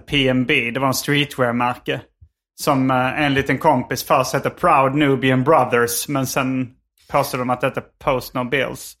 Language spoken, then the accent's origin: Swedish; Sweden; now in Los Angeles, United States